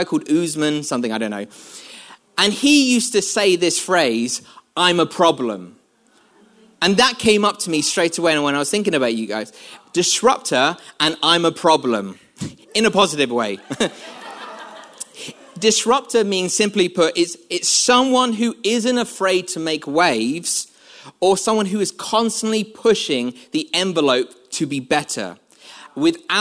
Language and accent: English; London, United Kingdom; moved away as an adult; now in North of England, United Kingdom; I'm from London, when I go back to London, I sort of find London accents very peculiar